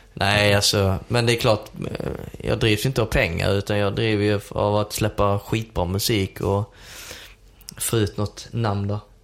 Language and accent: Swedish; Sweden; jag är från Sverige